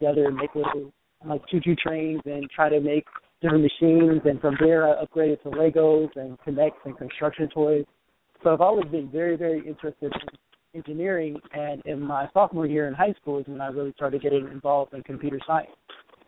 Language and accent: English; Chicago, Illinois, United States; now in Los Angeles, United States; I'm from Chicago